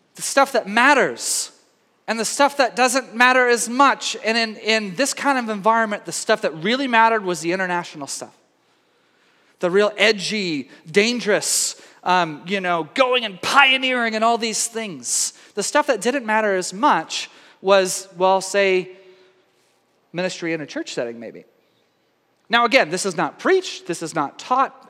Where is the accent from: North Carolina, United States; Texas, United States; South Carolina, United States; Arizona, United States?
Texas, United States; Tyler; I spent my whole growing up from age four to 18 in uh, Tyler, Texas